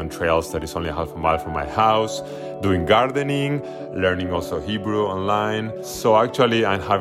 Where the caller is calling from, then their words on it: New York, United States; from New York